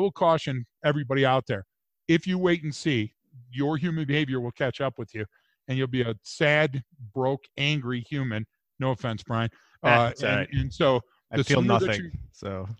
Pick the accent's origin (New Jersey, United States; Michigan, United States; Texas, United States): Michigan, United States; Detroit; moved away as an adult; now in Gunnison, United States; I'm from Detroit